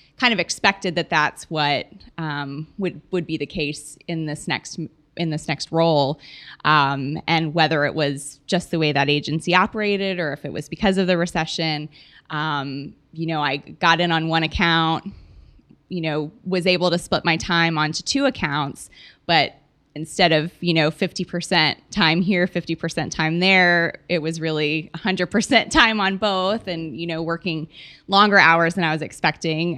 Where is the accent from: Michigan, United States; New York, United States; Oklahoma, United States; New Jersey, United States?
Oklahoma, United States; moved away as an adult; now in Texas, United States; I'm from Oklahoma originally. I've been in Texas, um, for about nine years now, plus four years from college